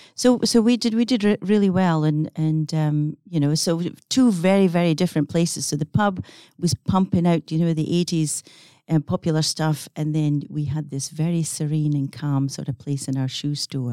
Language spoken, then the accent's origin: English; Scotland, United Kingdom; accent: Scottish; now in Perth, Australia; growing up in Scotland, it was a small village on the coast that I, um, was raised